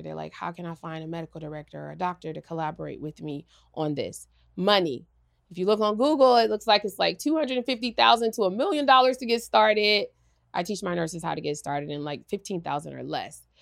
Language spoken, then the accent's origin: English; Los Angeles, California, United States; I'm from L A, I'm from South Central